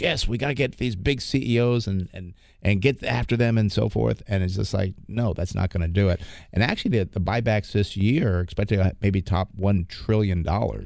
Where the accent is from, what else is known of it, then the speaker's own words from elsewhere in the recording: East Coast, United States; moved away; I'm from back east